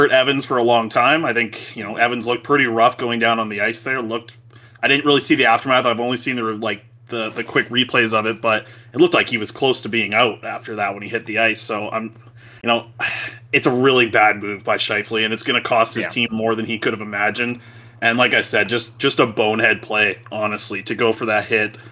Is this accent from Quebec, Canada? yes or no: no; Vancouver, British Columbia, Canada; growing up in Vancouver